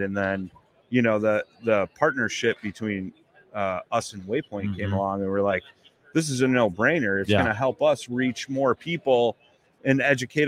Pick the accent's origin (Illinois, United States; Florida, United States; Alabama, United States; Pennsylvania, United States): Illinois, United States; Chicago; I'm a blues man. I'm from Chicago